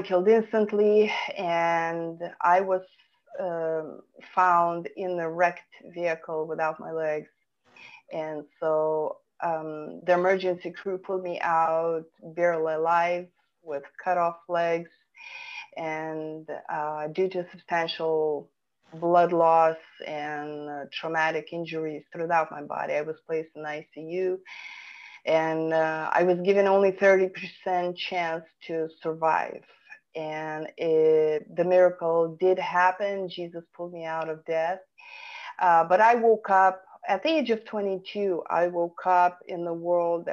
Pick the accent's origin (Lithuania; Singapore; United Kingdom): Lithuania; Vilnius, Vilnius County; English is a second language; moved away as an adult; now in California, United States; I was born and raised in Vilnius, Lithuania